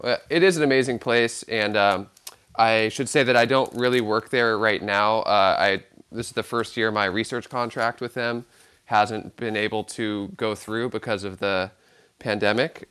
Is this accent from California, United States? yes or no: yes; Santa Cruz, California, United States; growing up in Santa Cruz, California